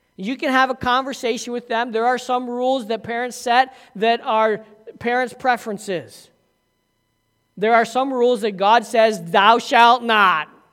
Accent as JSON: {"language": "English", "town": "Massena", "region": "New York", "country": "United States", "tie": "born or raised there", "said": "I grew up in Messina, so by the time you were five years old, you were playing ice hockey with skates on your feet."}